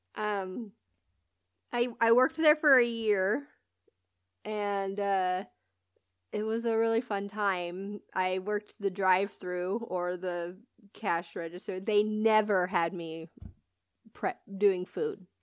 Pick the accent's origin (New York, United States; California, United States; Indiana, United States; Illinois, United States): California, United States; moved away; I'm from California